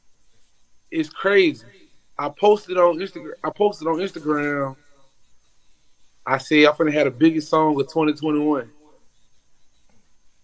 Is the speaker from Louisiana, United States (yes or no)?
yes; Baton Rouge, Louisiana, United States; I'm from Baton Rouge, so we like an hour away.